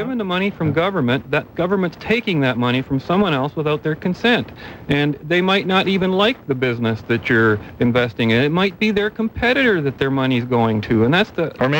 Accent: Canada; I'm a Canadian

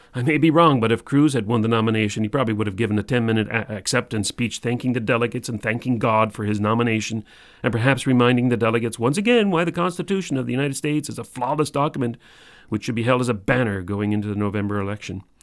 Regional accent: Canada; we're Canadian

